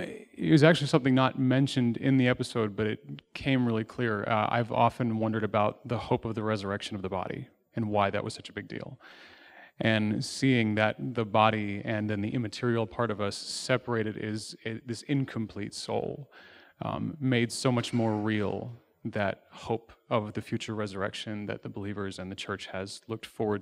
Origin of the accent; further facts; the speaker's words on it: Bethlehem, Pennsylvania, United States; I'm from Bethlehem, Pennsylvania.